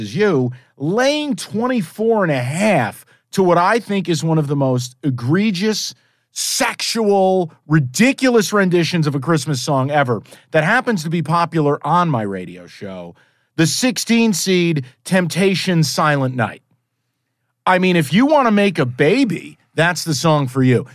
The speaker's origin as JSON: {"language": "English", "region": "East Coast", "country": "United States", "said": "I'm from the East Coast"}